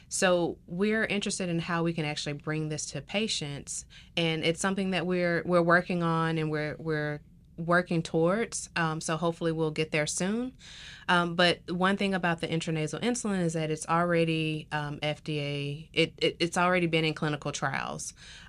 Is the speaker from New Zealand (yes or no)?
no; the South, United States; because I'm from the South. I love the food. I grew up with it.